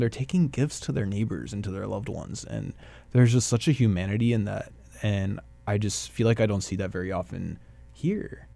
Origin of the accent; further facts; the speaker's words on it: Dallas, Texas, United States; moved away as an adult; also born or lived in Brașov, Romania / Paris, France / Bucharest, Romania / Minneapolis, United States; now in Winnipeg, Canada; I was born and raised in South Dallas